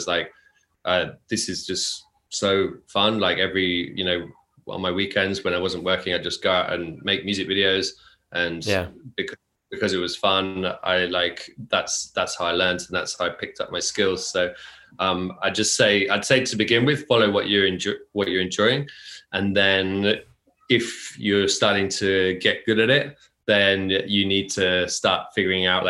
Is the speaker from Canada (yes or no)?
no; near Oxford, the Cotswolds, South East England, United Kingdom; moved away as an adult; now in Tokyo, Japan; I grew up near Oxford in the UK, in the Cotswolds, very small countryside village